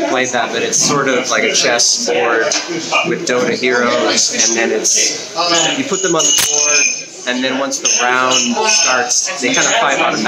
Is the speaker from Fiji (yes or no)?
no; Seattle, Washington, United States; I'm from Seattle, Washington